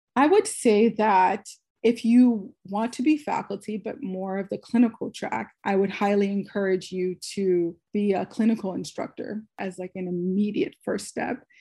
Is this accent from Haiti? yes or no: yes; Haiti; now in United States; I was born in Haiti